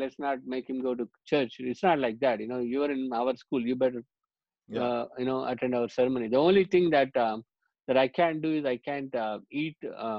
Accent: India; Growing up in India, one of the things is because I moved so much, I moved 14 schools by the time I hit fifth grade.

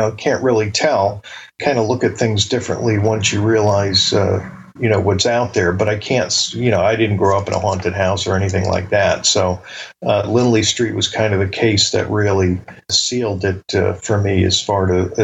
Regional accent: Bridgeport, Connecticut, United States; growing up in Bridgeport

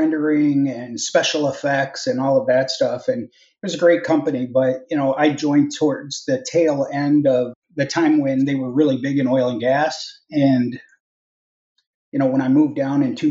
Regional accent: Minnesota, United States; So I'm originally from Minnesota. I grew up in Minnesota

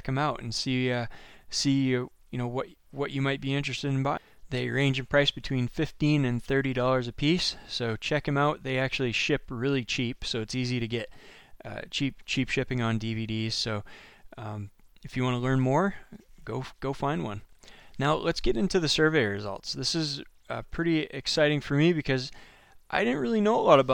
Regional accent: Maine, United States; I'm from Maine.

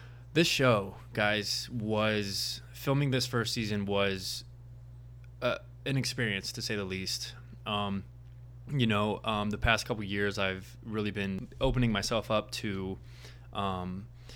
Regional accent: Indianapolis, Indiana, United States; now in Los Angeles, United States; I'm originally from Indianapolis, Indiana, so Midwest

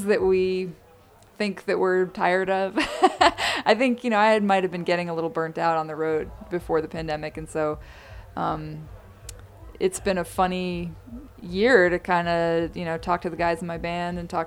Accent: New York, United States; moved away; I'm from New York

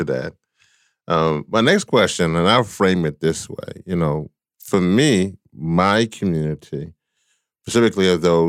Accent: Louisiana, United States; I come from the Gulf South here in America. I was born in Louisiana, and so my home state

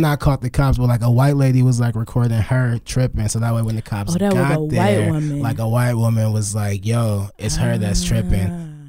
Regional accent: Los Angeles, California, United States; I'm from Los Angeles, California.

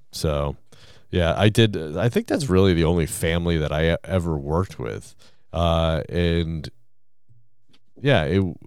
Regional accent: Gardner, Massachusetts, United States; my hometown of Gardner, Massachusetts

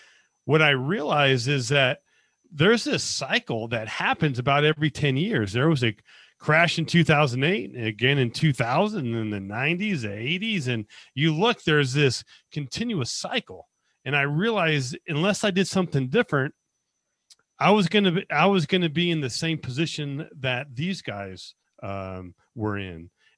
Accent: Las Vegas, Nevada, United States; I was born and raised in Las Vegas, went to the Army out of high school and got a degree in accounting.

